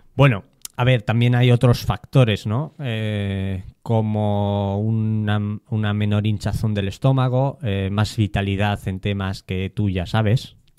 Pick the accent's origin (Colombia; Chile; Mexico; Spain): Spain; si me incluyo, ya, ya me he definido como español